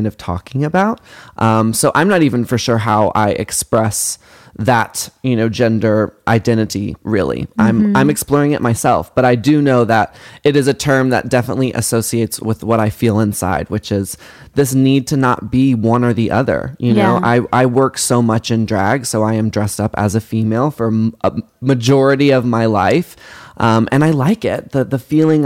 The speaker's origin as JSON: {"language": "English", "town": "Carrollton", "region": "Texas", "country": "United States", "tie": "born or raised there", "said": "I grew up in Dallas, Texas. Actually, Carrollton, which is outside of Dallas."}